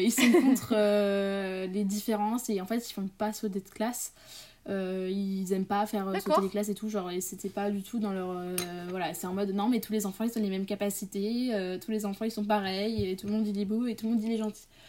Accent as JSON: {"language": "French", "town": "Paris", "region": "Île-de-France", "country": "France", "tie": "born or raised there", "said": "je suis née à Paris en octobre, le 9 octobre 2003, enfin à côté de Paris, mais bon, j'ai grandi en partie à Paris"}